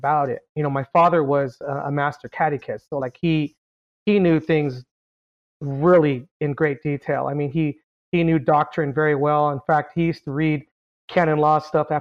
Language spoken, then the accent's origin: English; Carson, California, United States; I was born and raised in Carson, California